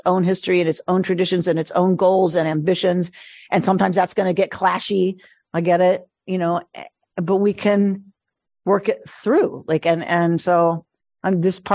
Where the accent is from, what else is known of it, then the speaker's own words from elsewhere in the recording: United States; I love being American. I love America. I am a patriot.